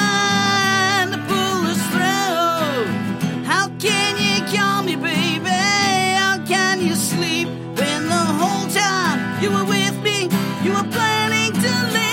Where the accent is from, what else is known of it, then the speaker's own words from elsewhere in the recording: Detroit, Michigan, United States; I was born in Detroit. I wasn't born in the suburbs